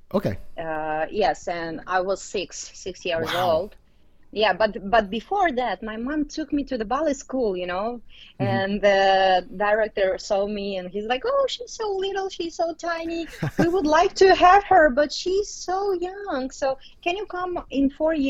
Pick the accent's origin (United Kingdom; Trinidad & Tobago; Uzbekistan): Uzbekistan; Tashkent; English is a second language; moved away; I was born in Uzbekistan, and in Tashkent.